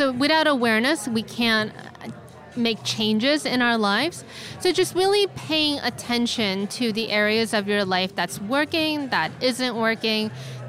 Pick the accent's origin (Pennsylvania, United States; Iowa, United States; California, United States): California, United States; San Francisco; I am from San Francisco, California, and I do bankruptcy law.